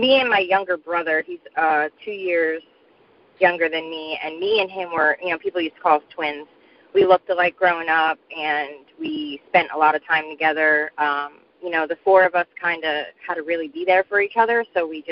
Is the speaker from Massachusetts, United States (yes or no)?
no; Seaside Heights, New Jersey, United States; also born or lived in Manchester, New Jersey; born and raised in New Jersey, at the Jersey Shore, Seaside Heights, actually.